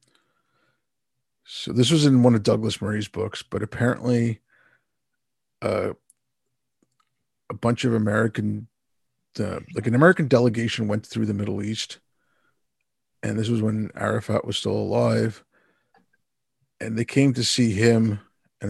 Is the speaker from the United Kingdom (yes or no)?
no; India; I'm from India